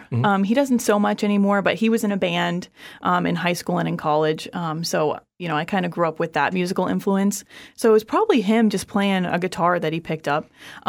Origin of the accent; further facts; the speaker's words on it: Orlando, Florida, United States; born there; But I was born in Orlando.